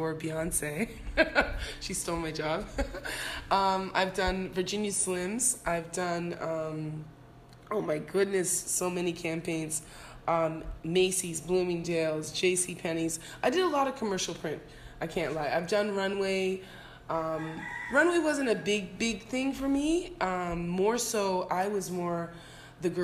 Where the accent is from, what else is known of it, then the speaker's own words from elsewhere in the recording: Toronto, Ontario, Canada; moved away as an adult; also born or lived in Jamaica / England; now in Anguilla; I moved from Jamaica when I was one, then I moved to Canada, I moved to England, then I moved from England to Canada when I was five